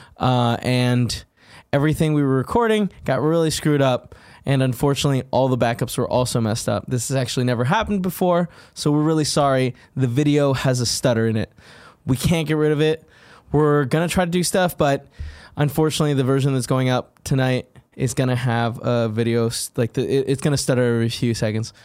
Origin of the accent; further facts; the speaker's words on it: Southern California, United States; moved away as an adult; I grew up in Southern California, so like I was always uh, in the sun